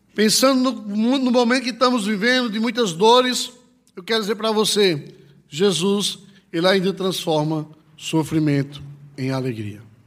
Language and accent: Portuguese; Northeast Region, Brazil; Lá na minha cidade, no Nordeste